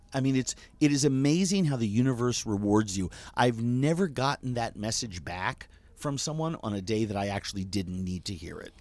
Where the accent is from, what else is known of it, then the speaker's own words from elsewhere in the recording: New York, United States; growing up in New York